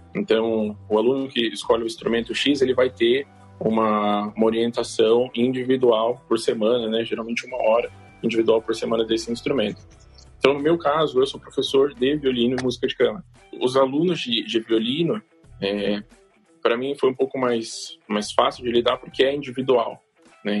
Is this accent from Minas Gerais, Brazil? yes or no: no; Bauru, São Paulo, Brazil; eu sou de Bauru, tenho uma escola é, em Bauru